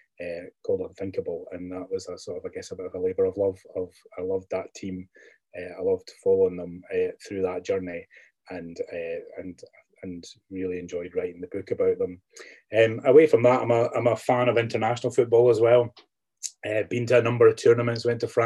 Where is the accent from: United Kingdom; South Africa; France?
United Kingdom; Fife, Scotland; also born or lived in Belfast, Northern Ireland; now in Edinburgh, United Kingdom; I grew up in Fife.